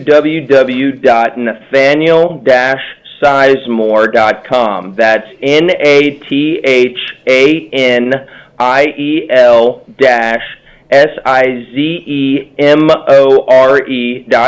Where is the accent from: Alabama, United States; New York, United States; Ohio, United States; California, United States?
Ohio, United States; Cincinnati; I'm a lawyer from Cincinnati who now works in my family's business